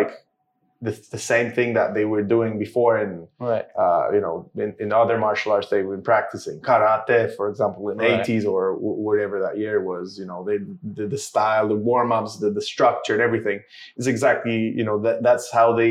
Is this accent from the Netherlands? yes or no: no; Szczecin, West Pomeranian Voivodeship, Poland; now in United Kingdom; I'm from Poland. I started jiu-jitsu in my hometown, Szczecin